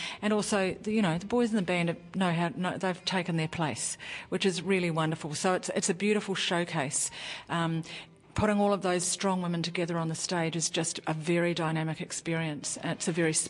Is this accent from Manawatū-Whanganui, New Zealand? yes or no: yes; Whanganui, Manawatū-Whanganui, New Zealand; moved away as an adult; also born or lived in Wellington, New Zealand / Auckland, New Zealand / Australia; I was born in Wellington and grew up in Whanganui in Auckland